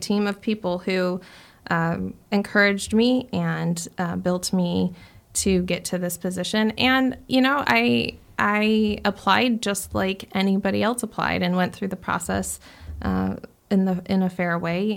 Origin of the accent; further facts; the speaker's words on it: Chandler, Arizona, United States; also born or lived in Gilbert, Arizona; I grew up in Chandler